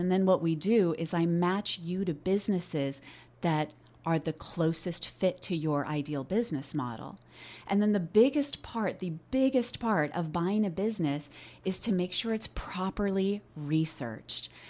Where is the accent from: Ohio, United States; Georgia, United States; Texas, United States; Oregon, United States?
Oregon, United States; I was born and raised here in Oregon